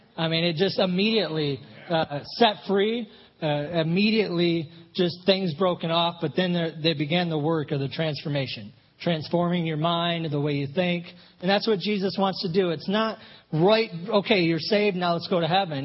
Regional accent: Flint, Michigan, United States; moved away as an adult; my wife and I grew up in Flint, Michigan

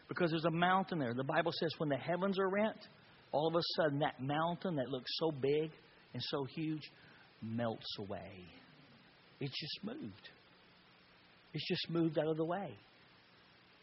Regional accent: Texas, United States; I'm a Texas boy, and I grew up in the country in Texas

